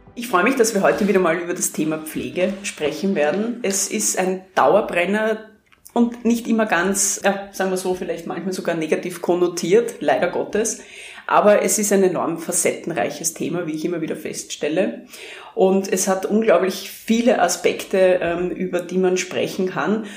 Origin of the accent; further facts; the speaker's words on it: Krems an der Donau, Lower Austria, Austria; moved away; weil ich in meine Heimatstadt wieder zurückkehre